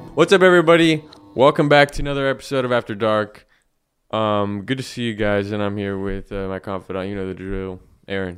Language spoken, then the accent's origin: English; United States; I'm born red, white, and blue